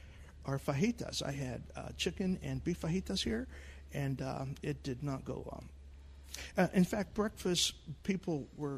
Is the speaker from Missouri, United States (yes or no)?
no; Texas, United States; moved away as an adult; also born or lived in Houston, Texas / Austin, Texas; now in Raleigh, United States; I'm from Texas